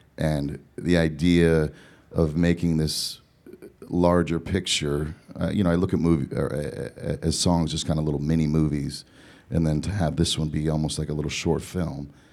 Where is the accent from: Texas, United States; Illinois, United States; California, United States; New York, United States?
California, United States; Southern; also born or lived in Eugene, Oregon; I was born in Eugene, Oregon, and then moved to Southern California